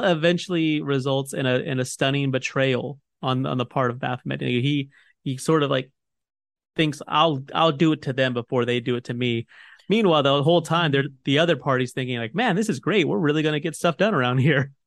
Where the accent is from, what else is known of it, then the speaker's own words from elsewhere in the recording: United States; I'm an American.